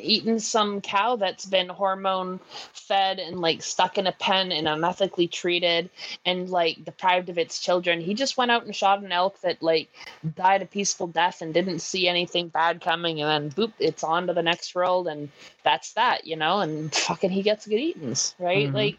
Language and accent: English; Canada; accent: Métis; My Métis accent comes through a lot with, like, the, you know, when I'm always, like, saying, when I finish up stuff, I'm like, oh, you know, or something like that. That's very native.